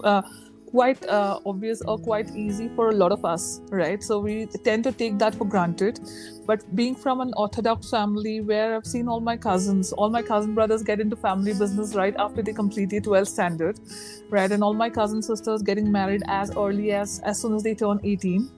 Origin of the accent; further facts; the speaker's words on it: Ooty, Tamil Nadu, India; moved away as an adult; also born or lived in Bangalore; now in Hyderabad, India; born and brought up in a very small town, Ooty